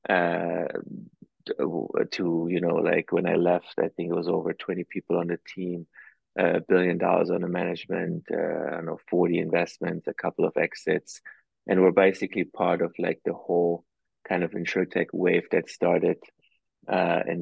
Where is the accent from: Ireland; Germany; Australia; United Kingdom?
Germany; moved away as an adult; also born or lived in East Coast, United States; now in United States; For most of my life, I grew up in Germany